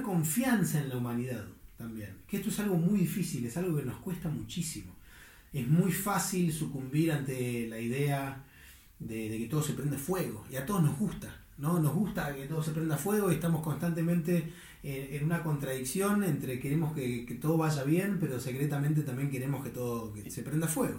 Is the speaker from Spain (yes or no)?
no; Argentina; en mi propia argentinidad